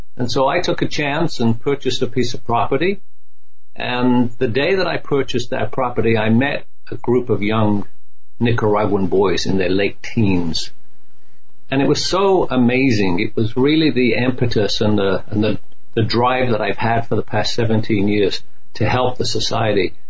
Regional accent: United Kingdom; now in United States; I'm a proud American British. You know, I'm joined. I mean, I love my home country, the old country

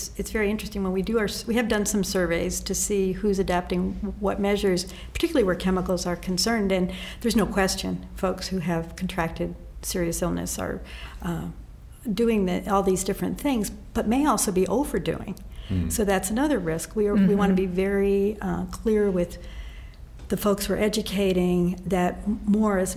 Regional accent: Connecticut, United States; I grew up in Connecticut

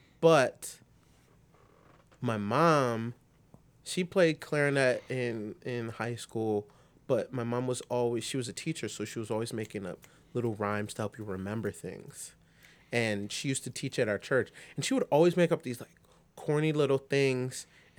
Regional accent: New York City, New York, United States; born there; I'm from New York City, and that's where I was born, but I grew up here.

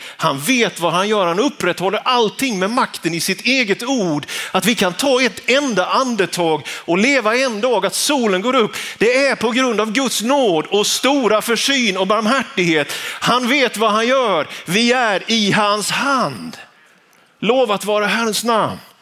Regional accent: Vetlanda, Jönköping County, Sweden; När jag var tonåring så gick jag högstadiet på Vitalaskolan hemma i Vetlanda. Småländska höglandet

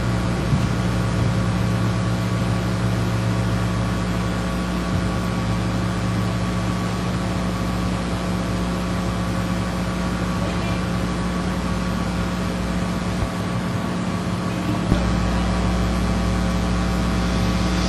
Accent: United States; I'm an American.

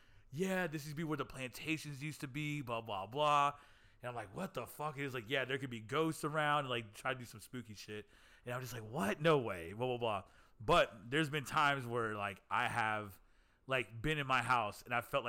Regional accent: Denton, Texas, United States; I am from the Denton area

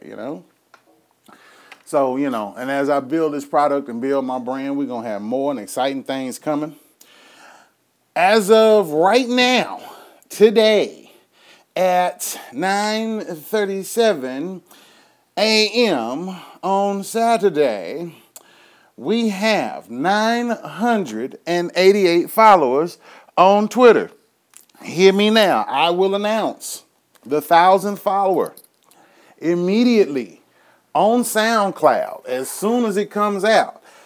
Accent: Houston, Texas, United States; coming from my hometown of Houston, Texas. Anybody know me know I'm a H-town nigga.

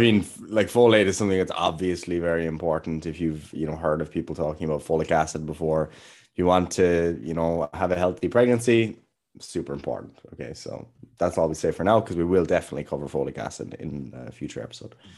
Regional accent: Ireland; we're Irish

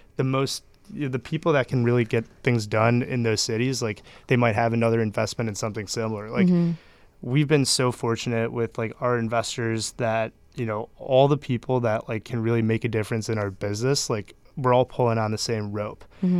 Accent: Chicago, Illinois, United States

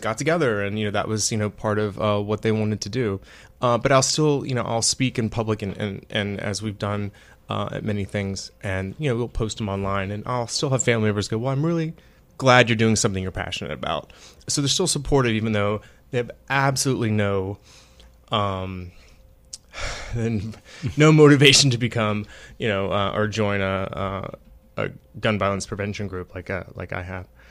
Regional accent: Virginia Beach, Virginia, United States; moved away; Virginia Beach, which is actually my hometown

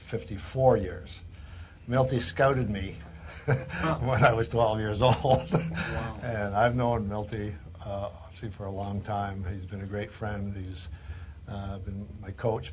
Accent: Canada; growing up in Canada and always wanting to be a professional player

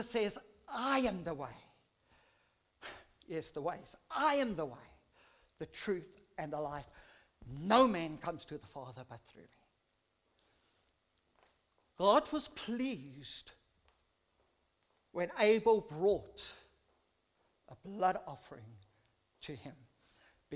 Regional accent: South Africa; I grew up in South Africa in a Dutch Reformed church when I was very, very young

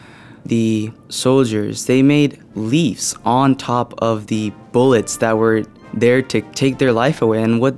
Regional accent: Irvine, California, United States; I'm from Irvine, California, Team USA.

